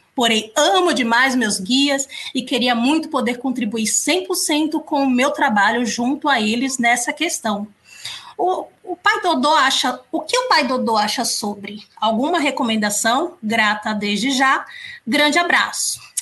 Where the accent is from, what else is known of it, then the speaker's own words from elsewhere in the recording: São Paulo, Brazil; accent: São Paulo accent; o nosso sotaque aqui, o sotaque aqui de São Paulo